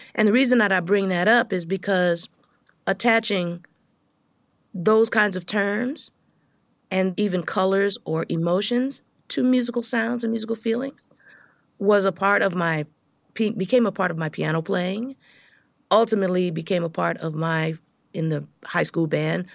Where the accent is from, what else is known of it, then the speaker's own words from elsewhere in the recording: Los Angeles, California, United States; I grew up in South Central L